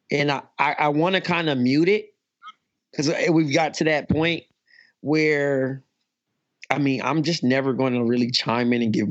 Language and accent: English; Ghana